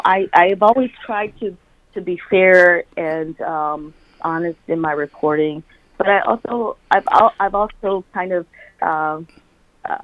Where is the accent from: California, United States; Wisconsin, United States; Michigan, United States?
Michigan, United States; Wayne County; I'm from Michigan. I grew up in Wayne County